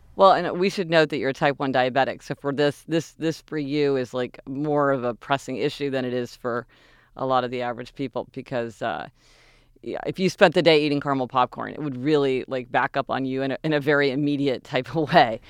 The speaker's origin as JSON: {"language": "English", "town": "Kansas City", "region": "Missouri", "country": "United States", "tie": "born or raised there", "moved": "yes", "said": "we're spoiled growing up in Kansas City"}